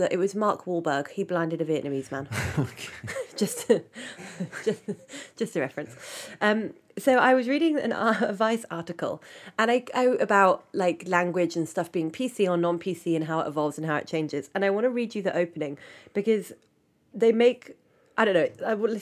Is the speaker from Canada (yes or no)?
no; England, United Kingdom; We call it in England